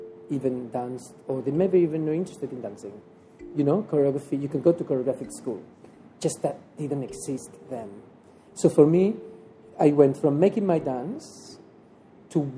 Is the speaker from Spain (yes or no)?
yes; La Garriga, Catalonia, Spain; moved away; I'm from La Garriga. I am not from Barcelona